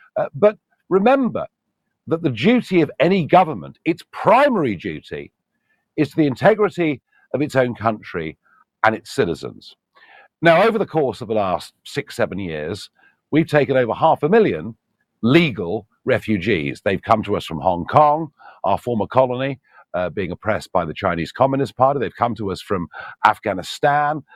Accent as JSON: {"language": "English", "country": "United Kingdom"}